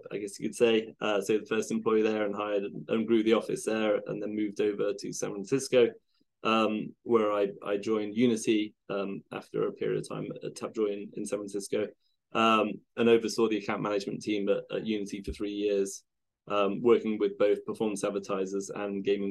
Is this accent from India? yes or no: no; United Kingdom; now in Seattle, United States; I live in Seattle. Yeah, although I'm British originally